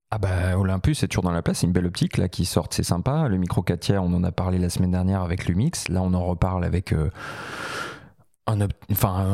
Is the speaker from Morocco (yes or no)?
no; Paris, Île-de-France, France; je suis un parisien